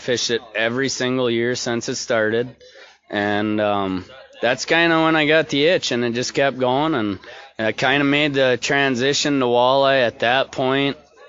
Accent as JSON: {"language": "English", "town": "Bemidji", "region": "Minnesota", "country": "United States", "tie": "born or raised there"}